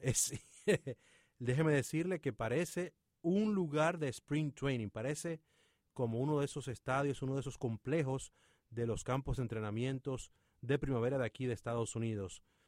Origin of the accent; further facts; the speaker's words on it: Dominican Republic; República Dominicana, mi país natal